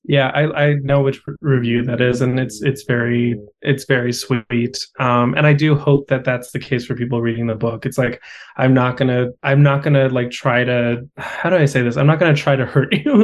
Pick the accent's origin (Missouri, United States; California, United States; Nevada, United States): California, United States; Los Angeles; also born or lived in Austin; my hometown event